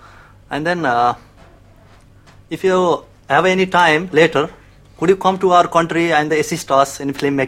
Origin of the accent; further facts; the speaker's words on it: Nepal; I'm from Nepal.